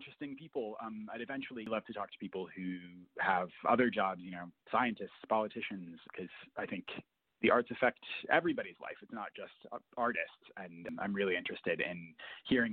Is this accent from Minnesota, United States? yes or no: yes; Minneapolis–Saint Paul, Minnesota, United States; I grew up in the Twin Cities